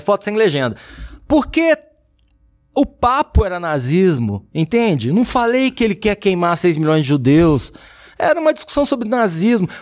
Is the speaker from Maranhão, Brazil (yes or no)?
no; Uberlândia, Minas Gerais, Brazil; also born or lived in Duque de Caxias, Rio de Janeiro; Eu falo que eu sou mineiro